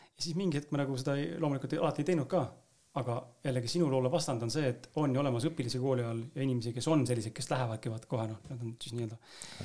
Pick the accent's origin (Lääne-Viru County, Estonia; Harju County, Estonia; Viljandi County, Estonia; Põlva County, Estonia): Harju County, Estonia; Tallinn; ma ise olen ka Lasnamäelt samamoodi pärit